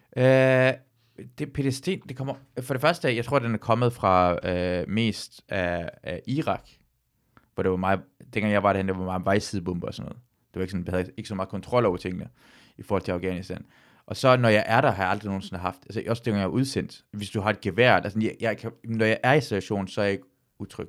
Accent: Løgstør, North Denmark Region, Denmark; moved away; also born or lived in Aalborg

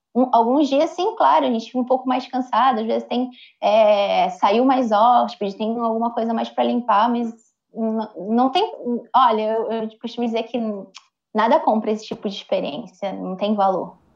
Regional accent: Brazil; Eu, sendo brasileira

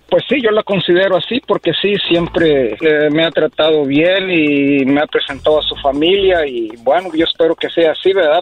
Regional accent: Apatzingán, Michoacán, Mexico; yo soy de Michoacán, de allá este, de Apaxingán, Michoacán

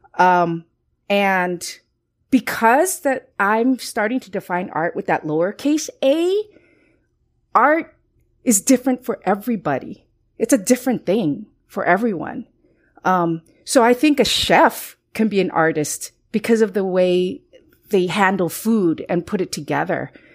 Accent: Los Angeles, California, United States; also born or lived in Costa Rica; I am of Chinese descent, but I was born in Costa Rica and I grew up in Los Angeles in, uh, Northeast L A, a very Chicano neighborhood

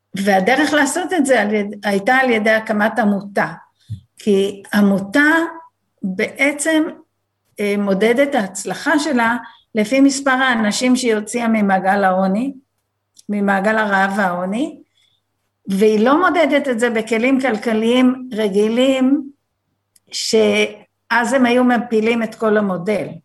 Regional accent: Be'eri, Southern District, Israel; also born or lived in New Jersey, United States; אני בת קיבוץ בארי

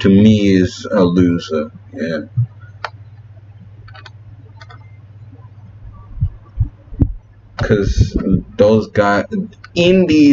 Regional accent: Cape Town, Western Cape, South Africa; my hometown, which is Fishhook in Cape Town

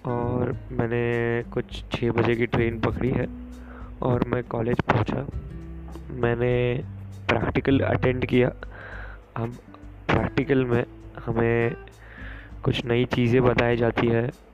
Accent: Mumbai, Maharashtra, India; मैं मुंबई से हूँ

